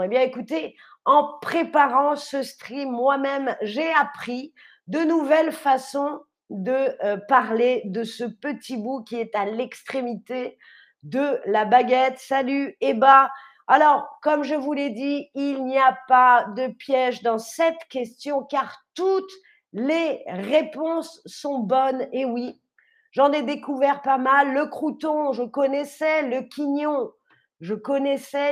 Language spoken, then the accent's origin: French; Paris, Île-de-France, France; je viens de la ville de Paris, la capitale de la France